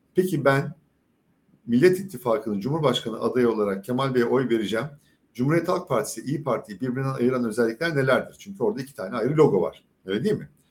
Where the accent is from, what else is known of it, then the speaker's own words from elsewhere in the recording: Izmir, Turkey; İzmir'den milletvekili adayım ben. Birinci bölgeden. Burası benim büyüdüğüm yer.